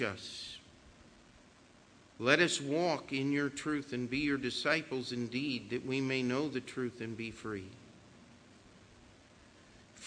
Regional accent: United States; As an American

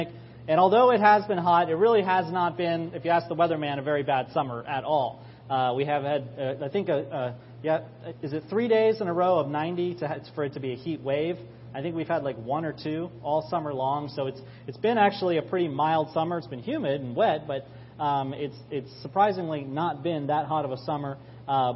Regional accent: Maryland, United States; also born or lived in Florida; I grew up here in Maryland

